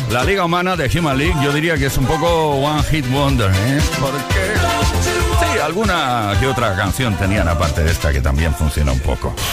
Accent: Buenos Aires, Argentina; Hola amigos, soy … de Buenos Aires, Argentina.

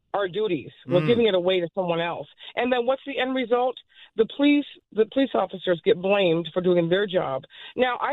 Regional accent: Montana, United States; And I was raised in Montana in the 70s

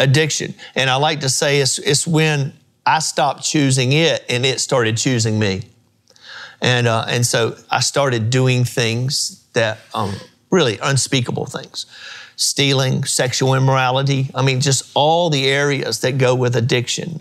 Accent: Mount Gilead, United States; the old church I grew up in in Mount Gilead

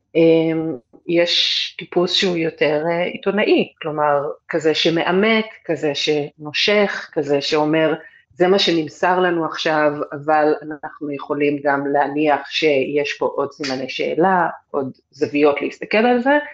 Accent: Israel; moved away

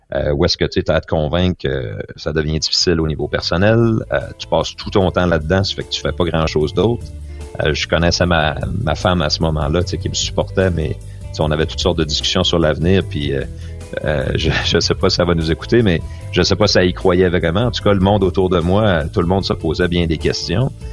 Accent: Quebec, Canada; je suis un Québécois

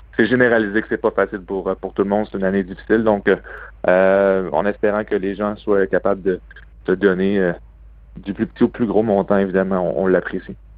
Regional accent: Quebec City, Quebec, Canada; now in Boston, United States; je suis un gars de Québec

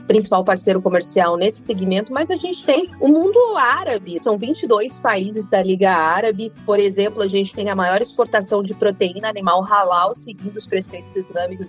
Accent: northern Minas Gerais, Brazil; moved away; also born or lived in Campo (truncated); eu tive muito da infância no norte de Minas Gerais

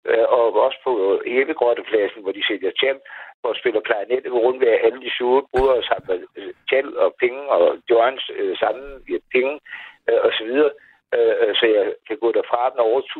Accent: Maribo, Zealand, Denmark; accent: Lolland; moved away as an adult; now in Copenhagen, Denmark; Jamen, jeg starter lollandsk. Jeg er fra Majebo.

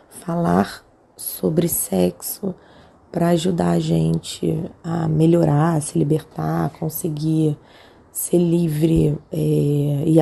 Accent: Rio de Janeiro, Brazil; tenho 39 anos, sou do Rio de Janeiro.

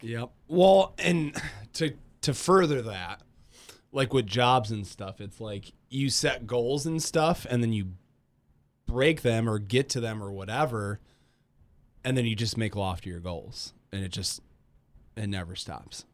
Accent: Grand Rapids, Michigan, United States; moved away as an adult; now in Kalamazoo, United States; I'm from Grand Rapids

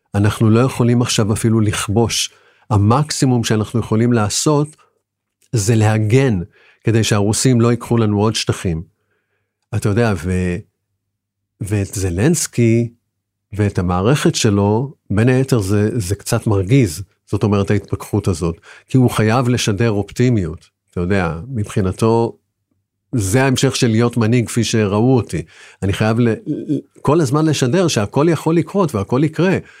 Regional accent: Israel; אנחנו ישראלים

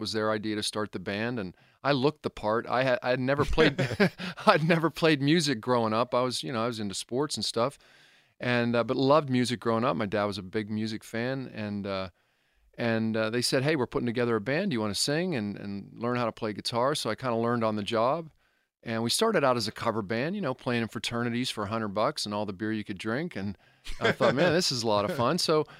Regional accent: Connellsville, Pennsylvania, United States; I grew up in Connellsville in Fayette County. I, you know, grew up going to Three Rivers Stadium, seeing Pirate games with my dad when I was a kid.

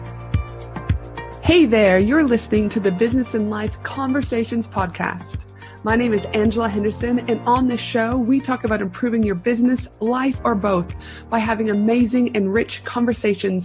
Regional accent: Canada; now in Brisbane, Australia; I'm from Canada

